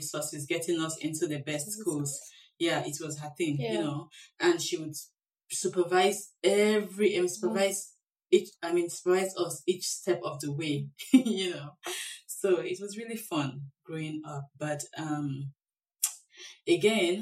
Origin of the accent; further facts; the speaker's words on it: Benue, Nigeria; moved away as an adult; now in Seattle, United States; I am Nigerian, of course, from the Benue State in Nigeria